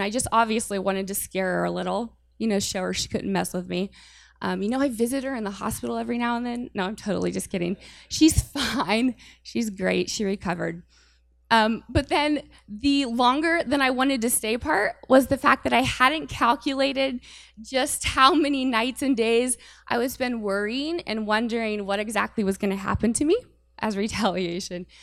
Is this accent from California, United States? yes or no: no; Urbana, Ohio, United States; moved away as an adult; now in Warren, United States; I am not from Warren. I am from Urbana, Ohio, and that's like four hours from here